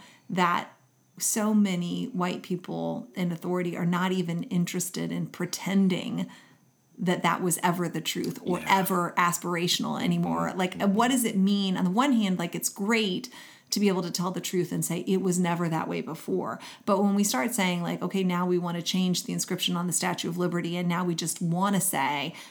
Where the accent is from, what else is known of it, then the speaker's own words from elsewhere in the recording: Kentucky, United States; I grew up in Kentucky